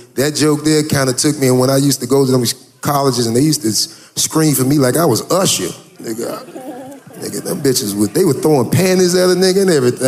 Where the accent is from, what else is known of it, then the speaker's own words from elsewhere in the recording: Florida, United States; I'm from Florida. Yeah, so I don't fuck with that cold shit.